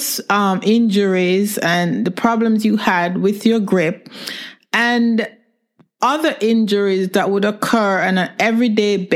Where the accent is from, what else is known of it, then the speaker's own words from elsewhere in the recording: Canada; now in London; I'm in London, but I'm Canadian